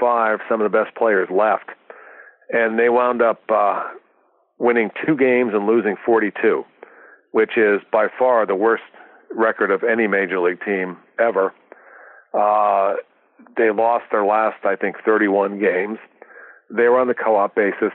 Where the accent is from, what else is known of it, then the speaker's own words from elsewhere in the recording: Middletown, Connecticut, United States; I grew up in Middletown